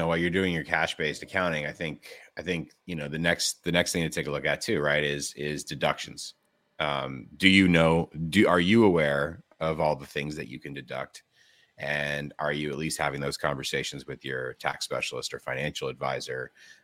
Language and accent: English; California, United States; I mean, we were born and bred in California.